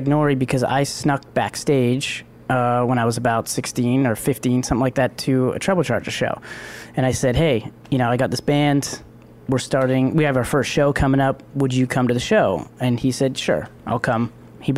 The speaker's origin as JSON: {"language": "English", "town": "Toronto", "region": "Ontario", "country": "Canada", "tie": "born or raised there", "also_born_or_lived": "Ajax, Ontario", "said": "I was born and raised in Scarborough. And then moved out to Ajax when I was about 12."}